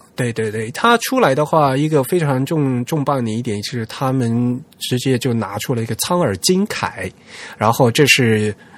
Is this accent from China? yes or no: yes; southern China, China; 只有我们老家有，就是南方才有这东西